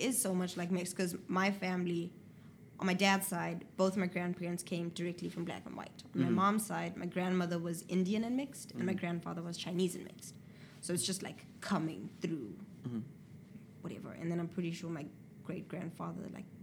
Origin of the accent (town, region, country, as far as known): Zimbabwe; born or raised there; moved away as an adult; now in United States